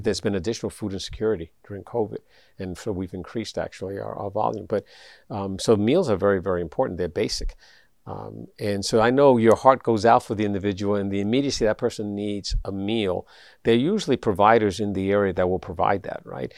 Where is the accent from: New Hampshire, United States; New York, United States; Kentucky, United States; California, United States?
New York, United States; New York City; I grew up in the South Bronx